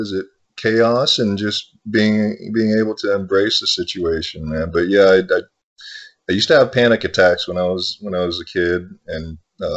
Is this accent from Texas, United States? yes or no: yes; Dallas, Texas, United States; also born or lived in Thailand; I was born in Thailand. Yeah. My family and I immigrated to the States in the late 70s, and we settled in Dallas, Texas.